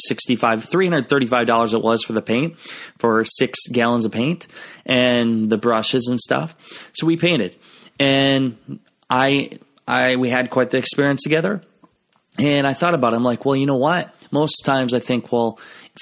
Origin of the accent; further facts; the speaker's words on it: Garnavillo, Iowa, United States; moved away as an adult; Clayton Ridge High School, which is where my hometown is, Garnerville, Iowa